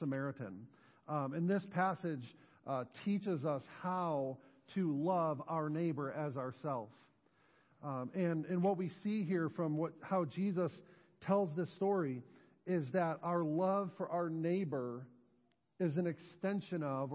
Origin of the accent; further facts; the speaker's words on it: Western New York, United States; moved away as an adult; now in New Knoxville, United States; I grew up in Western New York, was born, raised there, graduated from high school there before going off to college and eventually finding my way here to New Knoxville.